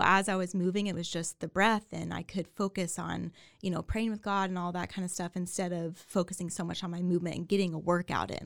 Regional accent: Waco, Texas, United States; also born or lived in New York; born and raised in Waco, grew up here

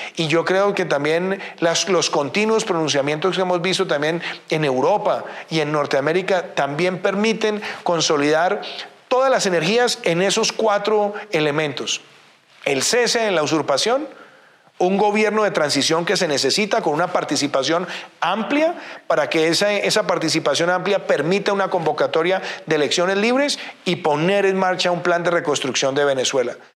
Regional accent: Colombia

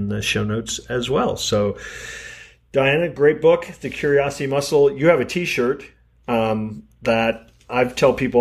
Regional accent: Kansas City, Missouri, United States; born or raised there

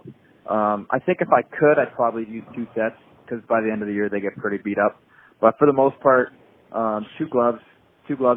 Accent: Boston, Massachusetts, United States; I'm actually a first-generation American. I was born in Boston because my dad went to college in the Boston area

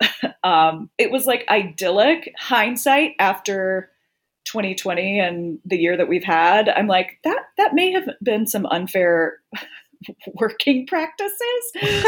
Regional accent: the South, United States; And I'm from the South. So, you know, I don't know, there wasn't a lot of theater around.

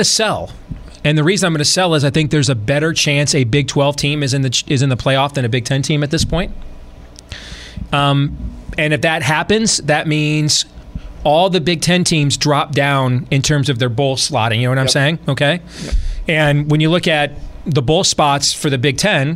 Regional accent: Michigan, United States; I grew up in Michigan

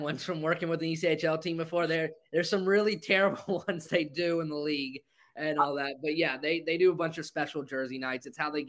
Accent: Greenville, South Carolina, United States; My hometown, Greenville Swamp Rabbits

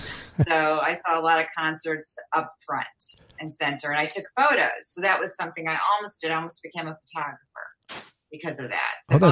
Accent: Chicago, Illinois, United States; I was always a big music fan growing up in Chicago

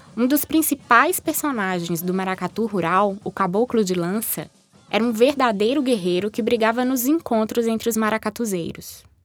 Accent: northern Minas Gerais, Brazil; sou brasileira, norte-mineira

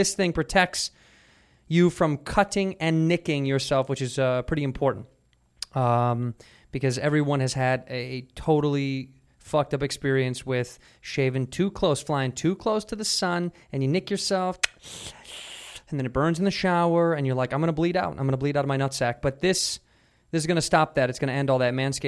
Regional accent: Chicago, Illinois, United States; I don't speak Spanish. I'm from Chicago.

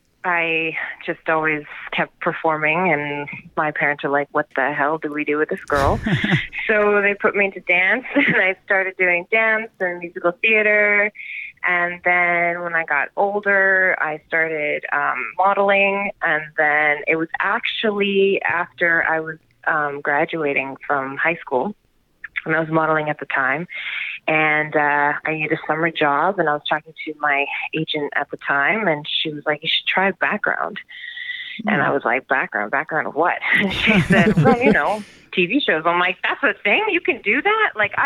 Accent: Vancouver, British Columbia, Canada; Yeah, I mean, horseback riding was kind of a must because that was what my dad did. So we grew up riding and taking care

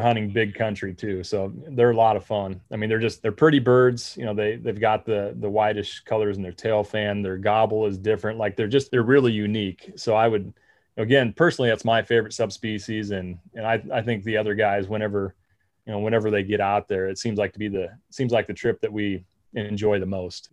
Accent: Nebraska, United States; I'm from Nebraska

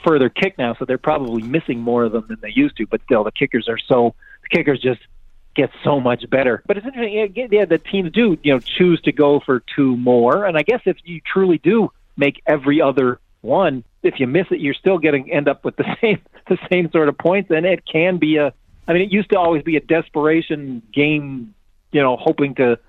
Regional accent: Canada; I'm Canadian

